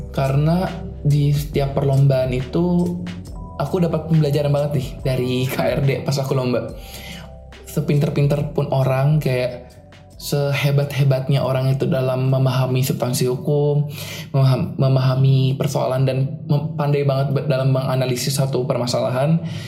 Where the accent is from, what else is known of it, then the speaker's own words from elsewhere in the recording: Jakarta, Indonesia; moved away as an adult; now in Semarang, Indonesia; aku kan asal Jakarta